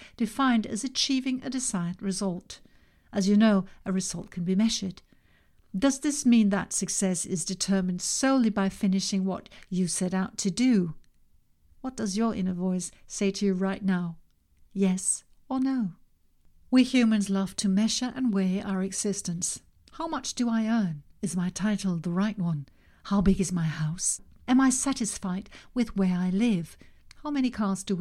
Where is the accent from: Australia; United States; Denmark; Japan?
Denmark; In my home country, Denmark